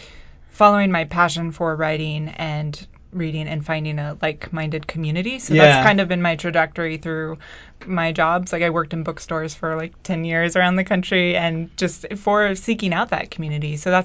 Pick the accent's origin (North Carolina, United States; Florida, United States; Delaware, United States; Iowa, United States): Iowa, United States; now in Providence, United States; I'm originally from Iowa.